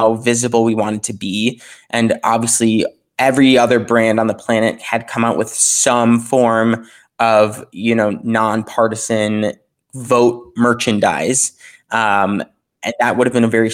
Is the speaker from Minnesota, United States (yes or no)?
yes; Minneapolis, Minnesota, United States; my hometown of Minneapolis